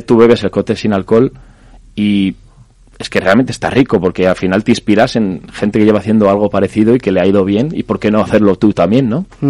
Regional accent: Zamora, Castile and León, Spain; somos muy cerquita de León, en Zamora, en nuestra zona

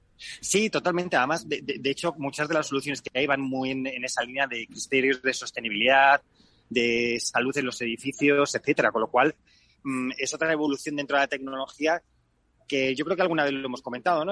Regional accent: Spain; los que somos españoles

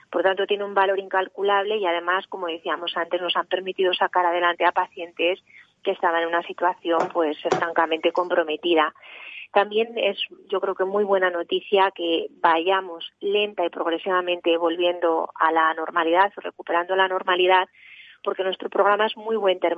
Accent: Spain; ha puesto de manifiesto cómo somos, cómo somos la sociedad española.

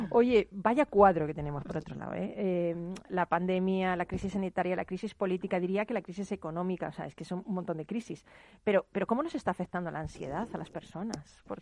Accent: Peru; Yo soy de Perú.

